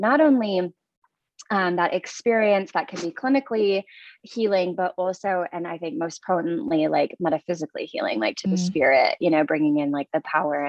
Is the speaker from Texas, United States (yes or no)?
no; small town Minnesota, United States; moved away as an adult; now in Reno, Nevada, United States; small town Minnesota